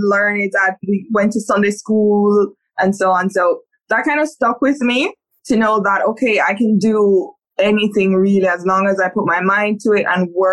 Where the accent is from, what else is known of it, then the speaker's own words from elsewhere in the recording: Saint Catherine, Jamaica; I am Jamaican. I was born in St. Catherine in Jamaica. Very humble beginnings